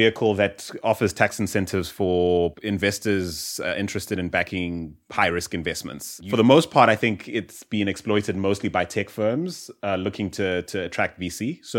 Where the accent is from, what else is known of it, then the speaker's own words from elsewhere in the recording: South Africa; growing up in South Africa, or even in Southern Africa